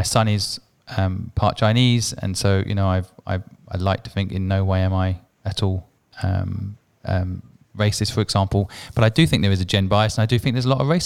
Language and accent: English; England, United Kingdom; moved away as an adult; also born or lived in Asia; I lived in Asia for 21 years. So I grew up in England.